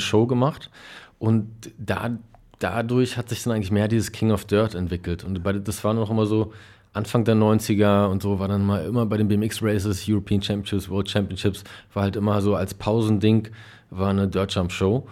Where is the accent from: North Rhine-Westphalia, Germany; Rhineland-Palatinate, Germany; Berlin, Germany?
Berlin, Germany; also born or lived in Kreuzberg, Berlin; es war wirklich in Berlin-Neukölln am Spielplatz